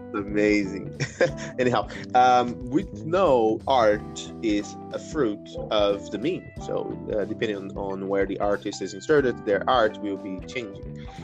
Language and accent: English; Brazil; I, am um, from Brazil. I'm Brazilian from Brazil